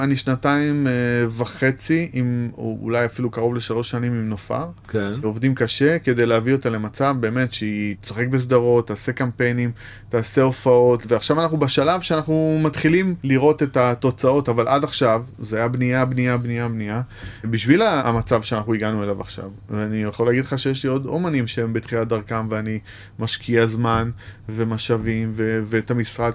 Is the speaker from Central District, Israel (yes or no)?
no; Bat Yam, Tel Aviv District, Israel; also born or lived in Jaffa; נולדתי ביפו, גדלתי בבת ים